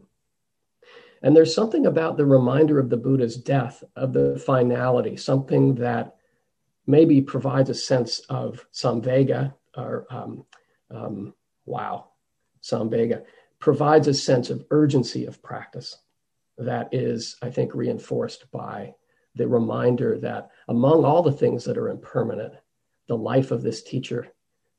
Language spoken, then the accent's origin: English; United States; accent: American; my American accent